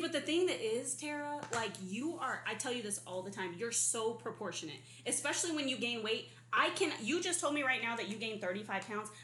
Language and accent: English; Arizona, United States; now in California, United States; I was born and raised in Arizona